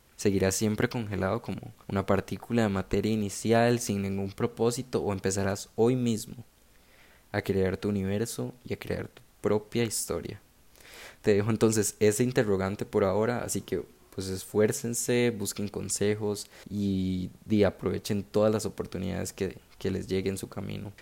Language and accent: Spanish; San José, Costa Rica; nací en San José